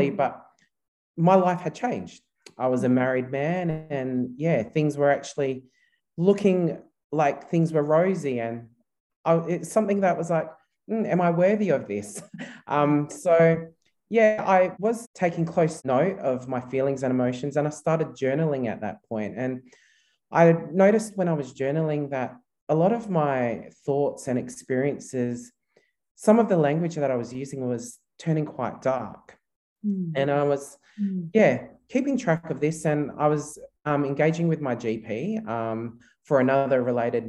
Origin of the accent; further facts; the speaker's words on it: Australia; also born or lived in Philippines; My mother and father are both Filipino, and they decided to migrate to Australia back in 1984, which is quite a long time ago now. I was only 6 months at the time